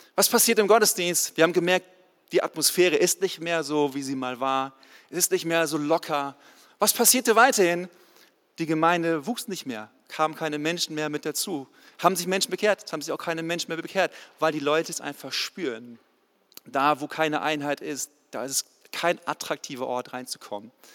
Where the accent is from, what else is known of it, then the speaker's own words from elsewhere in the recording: the North Sea coast, Northern Germany, Germany; moved away as an adult; now in Ludwigsburg, Germany; Ich komme eigentlich aus dem Norden, von der Nordseeküste, bin runtergezogen in den Süden vor 14 Jahren tatsächlich